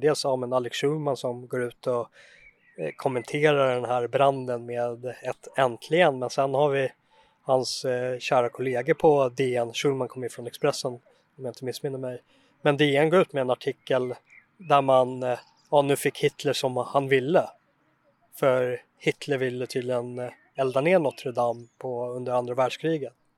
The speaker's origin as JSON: {"language": "Swedish", "country": "Sweden", "said": "jag som svensk känner för byggnaderna"}